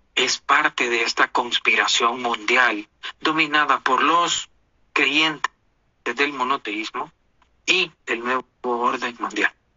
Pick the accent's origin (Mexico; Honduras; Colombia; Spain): Honduras; now in United States; yo nací en Honduras